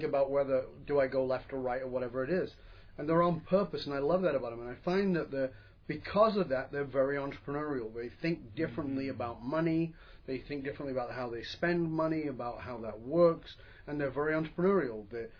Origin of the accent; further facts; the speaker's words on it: New York, United States; They're very owning of New York. I'm a New Yorker, you know.